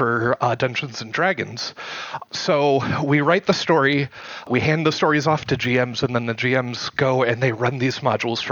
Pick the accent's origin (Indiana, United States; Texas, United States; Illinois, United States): Indiana, United States; Indianapolis; I am from Indianapolis, Indiana